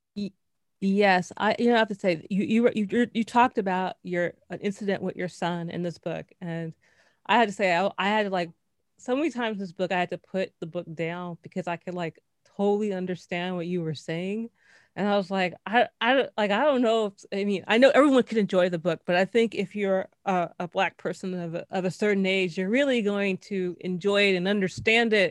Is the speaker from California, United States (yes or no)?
yes; Los Angeles, California, United States; now in New York, United States; I'm, I'm from Los Angeles and, like, in the nineties